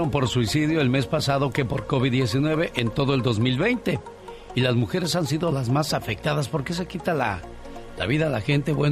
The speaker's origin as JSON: {"language": "Spanish", "region": "Sinaloa", "country": "Mexico", "moved": "yes", "said": "Saludos a la gente de Sinaloa porque un día salí de Sinaloa, pero Sinaloa nunca salió de mí."}